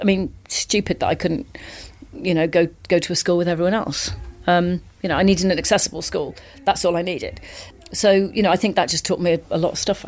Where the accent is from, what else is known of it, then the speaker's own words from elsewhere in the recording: Wales, United Kingdom; I grew up in Wales, and it was a very sporty family